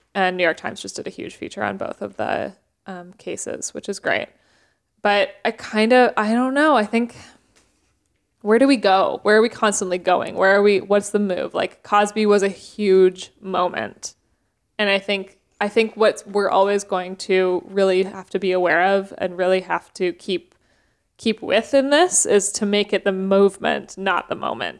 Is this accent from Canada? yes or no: yes; Canada; growing up in Canada